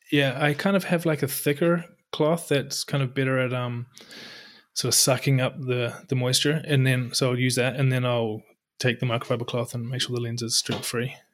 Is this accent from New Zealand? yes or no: yes; New Zealand; moved away as an adult; also born or lived in Europe; now in Norway; I'm from New Zealand, but lived in Europe, I don't know, close to ten years now and found our way to Norway